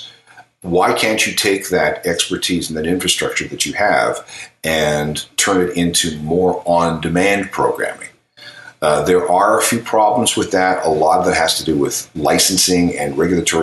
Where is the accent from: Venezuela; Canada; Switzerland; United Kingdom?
Canada; Manitoba; now in Ontario, Canada; I live in Ontario. I'm from Manitoba.